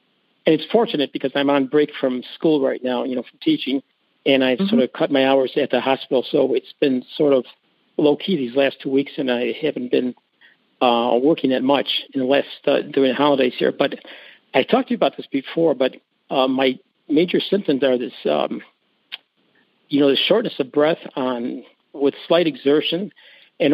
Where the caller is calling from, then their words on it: Villa Park, Illinois, United States; I'm calling from Villa Park, Illinois, which is right outside of the Chicago area.